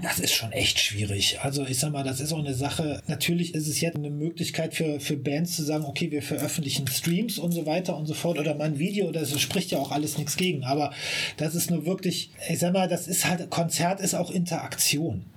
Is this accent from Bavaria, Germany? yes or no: no; Siegburg, North Rhine-Westphalia, Germany; born or raised there; moved away as an adult; now in Bonn, Germany